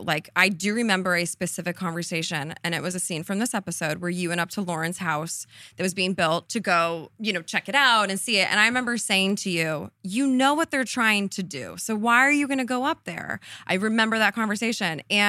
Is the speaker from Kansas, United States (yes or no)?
no; Colorado, United States; born there; also born or lived in Connecticut / Illinois; So I'm not from Laguna Beach. I was born in Colorado. I lived in Connecticut, a suburb of Chicago. So I was kind of all over. I was always the new girl.